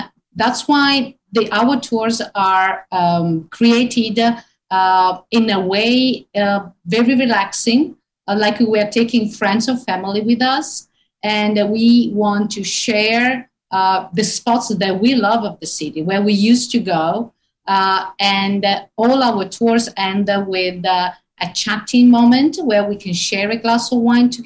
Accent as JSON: {"language": "English", "region": "northern Italy", "country": "Italy", "tie": "born or raised there", "moved": "as an adult", "lives_now": "Rome, Italy", "said": "I was born in the north of Italy"}